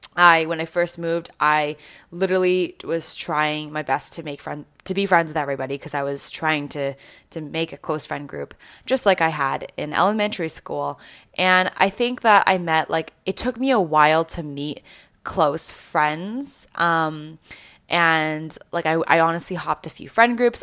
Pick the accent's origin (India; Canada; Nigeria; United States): Canada; moved away; growing up, I grew up in Canada